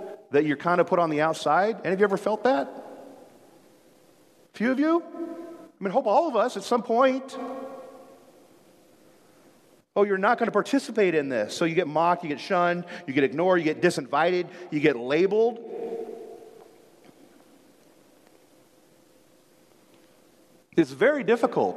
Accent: Chicago, Illinois, United States; now in Seattle, United States; I grew up in Chicago

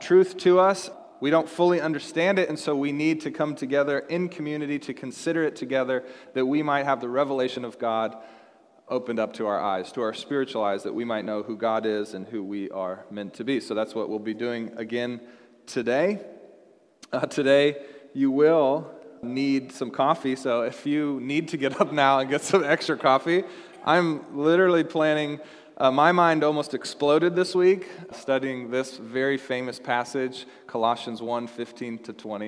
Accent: Seattle, Washington, United States; moved away as an adult; also born or lived in Dallas, Texas; I grew up in Seattle

